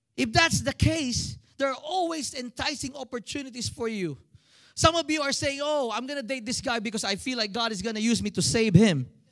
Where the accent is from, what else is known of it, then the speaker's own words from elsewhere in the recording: Philippines; moved away as an adult; now in United States; I'm a Filipino